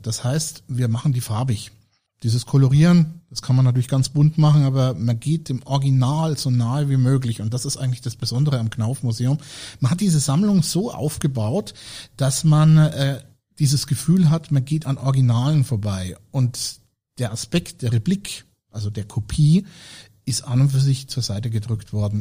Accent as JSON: {"language": "German", "area": "Franconia", "region": "Bavaria", "country": "Germany", "said": "ich komme hier aus der Region"}